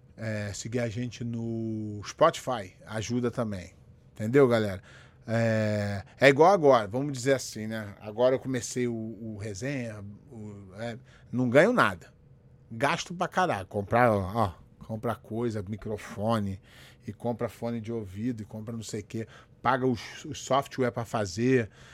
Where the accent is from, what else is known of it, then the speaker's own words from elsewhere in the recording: Rio de Janeiro, Brazil; moved away as an adult; now in United States; Eu nasci no Morro da Formiga, no, no, no Rio de Janeiro. É, quando meus pais se separaram, eu fui morar na casa do meu avô, no Alto da Boa Vista, que é uma outra comunidade.